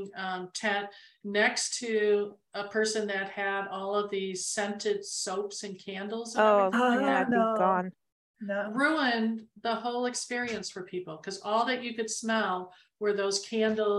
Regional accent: Arizona, United States; we're from Arizona

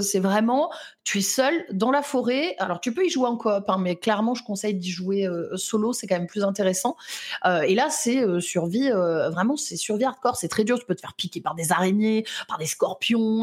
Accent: Lyon, Auvergne-Rhône-Alpes, France; je suis lyonnaise

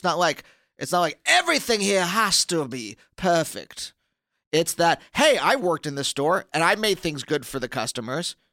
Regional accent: Pennsylvania, United States; moved away; I'm from Pennsylvania.

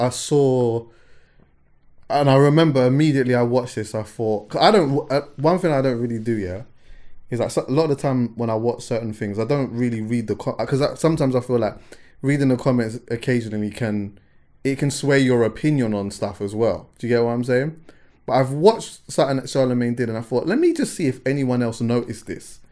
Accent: London, United Kingdom; I'm from West

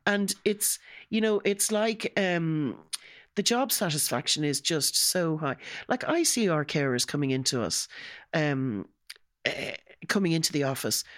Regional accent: Ireland; being an Irish

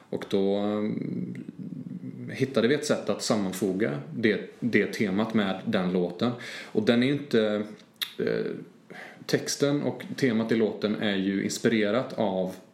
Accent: Trollhättan, Västra Götaland, Sweden; jag kommer ju från Trollhättan, jag kommer mm. från Skogsöden.

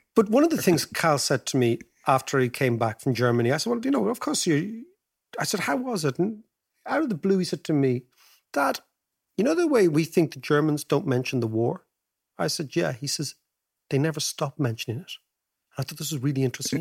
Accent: Ireland; our great-grandparents as Irish people

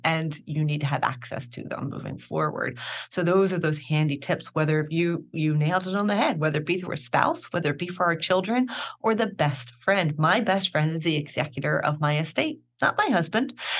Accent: Philadelphia, Pennsylvania, United States; moved away as an adult; also born or lived in Rome; born and raised in Philadelphia

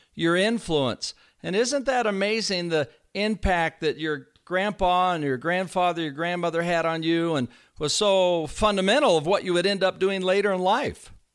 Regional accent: Northern California, United States; I was raised in the Northern California area

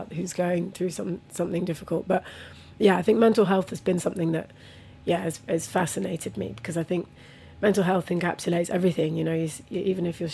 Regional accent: Buckinghamshire, South East England, United Kingdom; also born or lived in Bradford, West Yorkshire / Vitória, Espírito Santo, Brazil; growing up in Buckinghamshire as well, like, I was literally the only brown person in the village

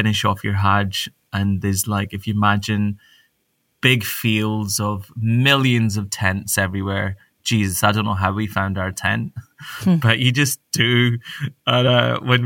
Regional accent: Glasgow, Scotland, United Kingdom; when I grew up in Glasgow

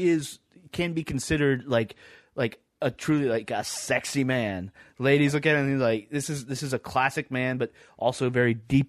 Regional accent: Ohio, United States; I'm from Ohio.

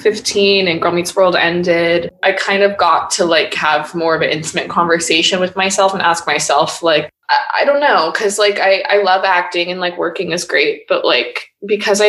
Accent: Los Angeles, California, United States; I'm from LA and I grew up in the Valley

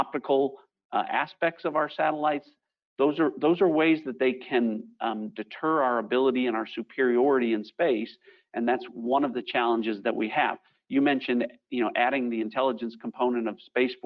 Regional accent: Texas, United States; my home state of Texas

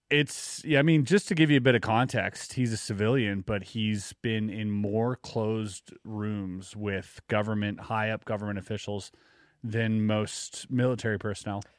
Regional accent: Quebec, Canada; growing up in Quebec

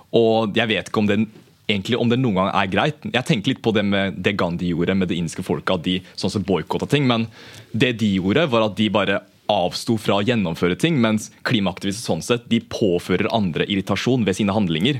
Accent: Norway; jeg har jo sånn som blitt oppvokst i den norske kulturen, antar jeg, da, i og med at jeg har gått på barneskole i Norge, gått på ungdomsskole, videregående

